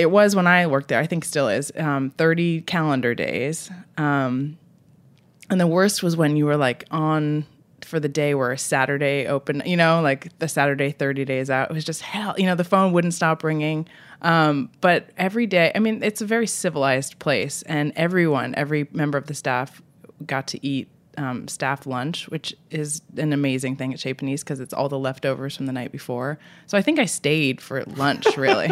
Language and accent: English; Vermont, United States; moved away as an adult; also born or lived in Boston; now in San Francisco, United States; I grew up in Vermont, uh, and I lived in Boston